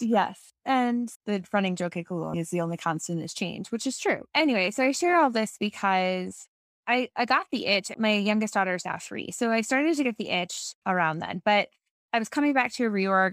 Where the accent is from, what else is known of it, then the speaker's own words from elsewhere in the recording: New York, United States; moved away as an adult; also born or lived in Boston / Ann Arbor, Michigan; I grew up in New York